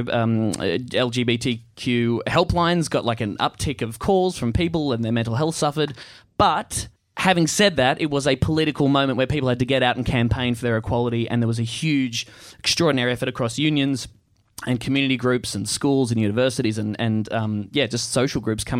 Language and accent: English; Australia; we have gays down there and everything.